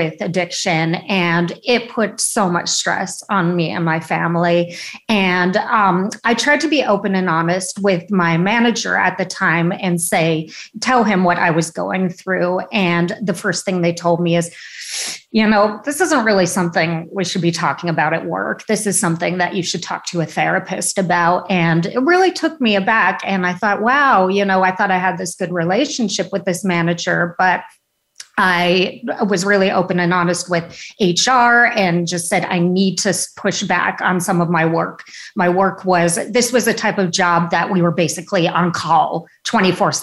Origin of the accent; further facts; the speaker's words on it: San Rafael, California, United States; also born or lived in Chicago, Illinois; So I'm from Chicago originally, but family moved to Northern California, to the Bay Area, in the late 70s. So I pretty much grew up, majority of my childhood was spent in a town called San Rafael, California